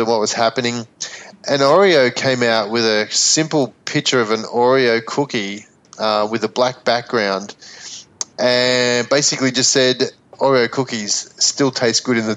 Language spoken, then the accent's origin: English; Melbourne, Victoria, Australia; moved away; my hometown in Melbourne